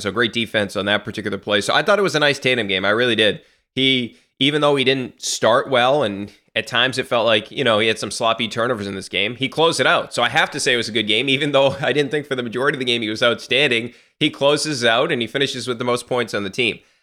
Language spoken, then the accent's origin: English; Massachusetts, United States; also born or lived in Texas; I'm from Massachusetts